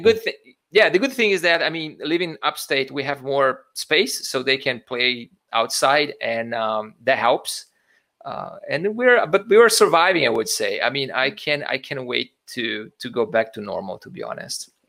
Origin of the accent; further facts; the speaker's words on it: Brazil; moved away as an adult; also born or lived in Italy; I was I was born in Brazil. I I did school and I went to to college uh, in Brazil